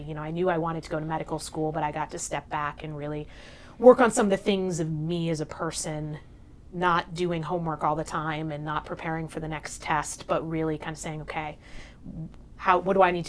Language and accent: English; New Hampshire, United States; moved away as an adult; now in New Haven, United States; I grew up in New Hampshire. Mm-hmm. So that's a big part of who I am, just being from sort of rural, small town. Made my way down here to New Haven to Yale as an undergrad